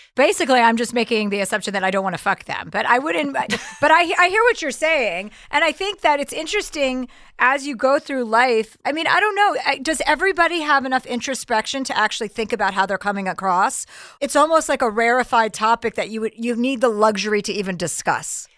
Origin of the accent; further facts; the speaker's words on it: New Jersey, United States; accent: tri-state; I'm from New Jersey